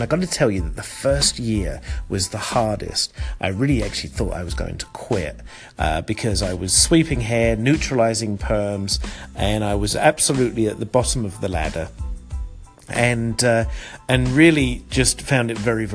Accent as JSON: {"language": "English", "region": "London", "country": "United Kingdom", "tie": "born or raised there", "also_born_or_lived": "Connecticut", "moved": "as an adult", "lives_now": "United States", "said": "growing up in Southeast London"}